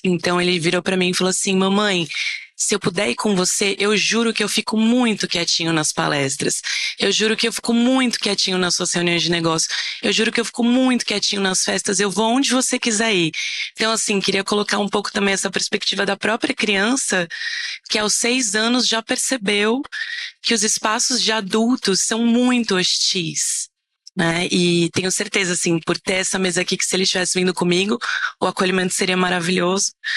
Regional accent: São Paulo, Brazil; eu sou de São Paulo

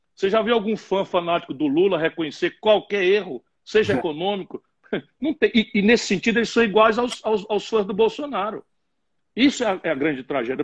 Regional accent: Sobral, Ceará, Brazil; also born or lived in Pindamonhangaba, São Paulo / Adamantina, São Paulo; Meu pai era, era prefeito em Sobral

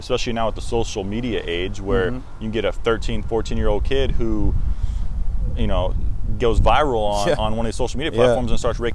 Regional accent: United States; I'm born American

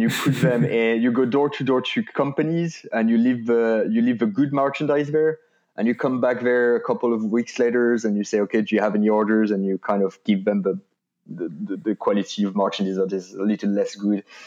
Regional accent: France; English is a second language; moved away as an adult; now in Ireland; I was born and raised and did my studies in France

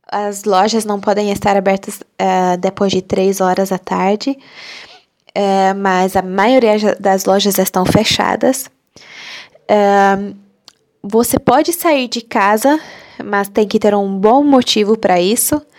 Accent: Hungary; first language Hungarian; Portuguese is a second language; also born or lived in Brazil; eu sou da Hungria e eu falo português porque eu morei no Brasil, passei um ano no Brasil, aprendi português e além disso eu falo húngaro, né, minha língua materna

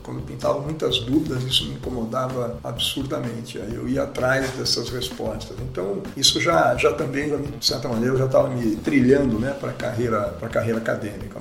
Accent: Araraquara, São Paulo, Brazil; moved away; also born or lived in Bauru; Nasci em Bauru, mas moro em Araraquara desde sempre. E depois fomos para São Paulo

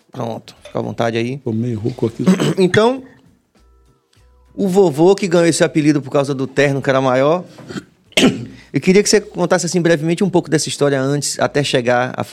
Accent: Salvador, Bahia, Brazil; sendo soteropolitano, sendo filho dessa cidade que é a maior cidade africana fora da África.

